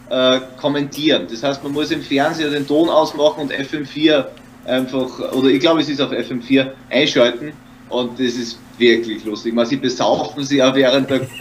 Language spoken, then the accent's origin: German; Austria; das hat was mit meiner Kindheit in Österreich zum da, mit einem Minderwertigkeitskomplex des Österreichers